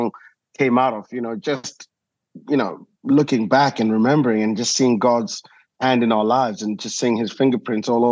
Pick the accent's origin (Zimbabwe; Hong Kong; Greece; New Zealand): Zimbabwe; moved away as an adult; also born or lived in South Africa / United Kingdom; now in Nashville, United States; born in Zimbabwe, you know, grew up, did my school there